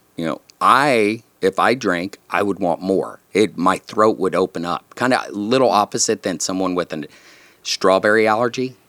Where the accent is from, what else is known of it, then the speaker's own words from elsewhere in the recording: San Antonio, Texas, United States; I grew up in South Texas, down in San Antonio